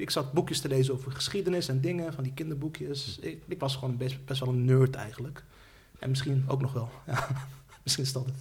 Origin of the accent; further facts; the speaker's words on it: Netherlands; ik ben Nederlander, maar als je toch, als je toch eh, wil kwalificeren, dan, dan ben ik een Turkse Nederlander